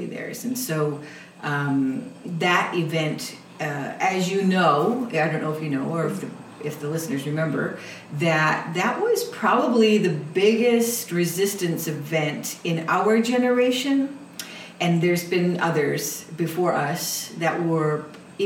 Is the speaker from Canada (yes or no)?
yes; Six Nations territory, Southern Ontario, Canada; moved away as an adult; now in Coast Salish territory, Canada; my father is Mohawk Tuscarora, and we come from Six Nations territory in Southern Ontario